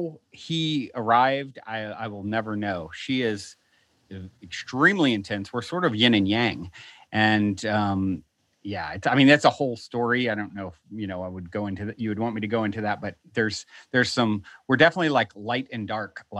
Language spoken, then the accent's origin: English; Virginia, United States; now in Los Angeles, United States; I was raised in Virginia, very conservative Christian